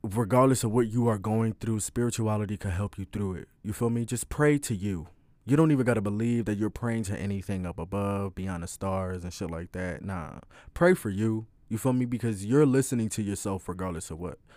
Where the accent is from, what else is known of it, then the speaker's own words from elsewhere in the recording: Philadelphia, Pennsylvania, United States; I'm twenty, I'm from Philly